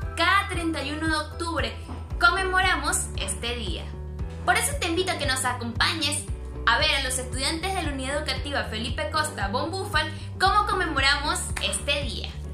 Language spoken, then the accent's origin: Spanish; Ecuador; somos como ecuatorianos y ecuatorianas